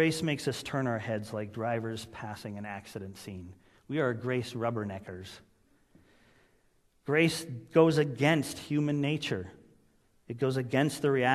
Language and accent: English; Vancouver, British Columbia, Canada; moved away; I remember as a youth growing up in Vancouver